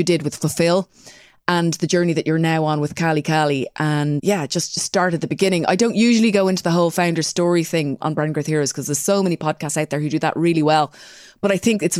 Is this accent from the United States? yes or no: no; Ireland; accent: Irish; moved away; my Irish accent comes out when I'm talking to these guys from back home